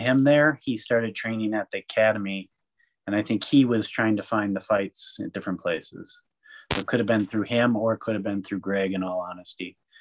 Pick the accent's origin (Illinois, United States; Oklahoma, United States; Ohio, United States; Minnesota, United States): Minnesota, United States; Minneapolis; moved away as an adult; also born or lived in New York / Salt Lake City, Utah / Santa Fe, New Mexico; I was originally from Minneapolis